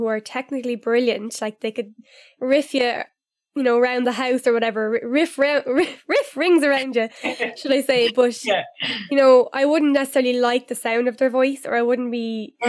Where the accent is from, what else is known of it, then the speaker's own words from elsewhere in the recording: Newbridge, Leinster, Ireland; It was like in the local kind of nightclub back in my hometown in Newbridge.